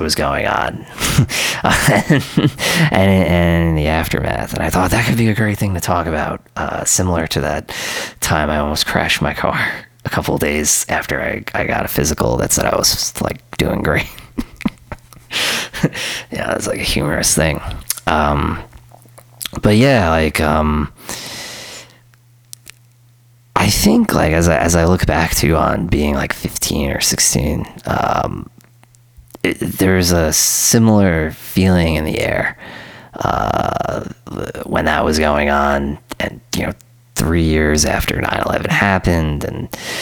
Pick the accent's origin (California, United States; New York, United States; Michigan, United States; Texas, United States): New York, United States; New York City; when I was a teenager and I was growing up in Queens